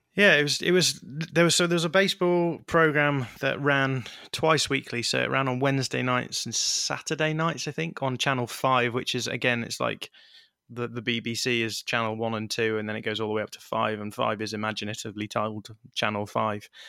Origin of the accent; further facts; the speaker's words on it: United Kingdom; for someone growing up in Britain